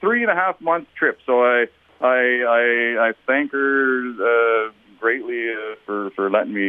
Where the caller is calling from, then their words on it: Fort Smith, Northwest Territories, Canada; Well, this is day 70, and I'm in Fort Smith.